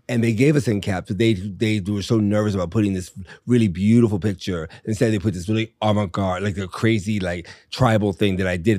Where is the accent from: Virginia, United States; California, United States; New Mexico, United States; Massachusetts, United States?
Virginia, United States; Richmond; moved away; also born or lived in Miami / New York; I had a great life growing up in Virginia